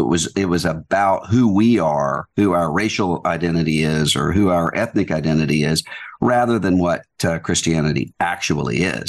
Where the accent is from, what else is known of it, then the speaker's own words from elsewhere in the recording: Biloxi, Mississippi, United States; Well, I grew up in a really good, close-knit church community, Southern Baptist Church, all of my life